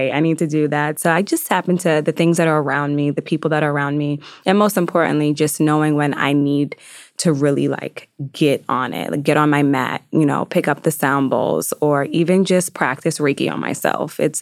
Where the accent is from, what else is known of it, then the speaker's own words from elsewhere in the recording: Yonkers, New York, United States; growing up originally in Yonkers, I lived right off the Hudson River